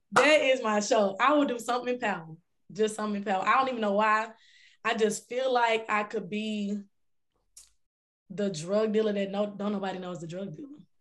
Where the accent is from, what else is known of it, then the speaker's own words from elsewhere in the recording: Dallas, Texas, United States; I'm from Dallas, Texas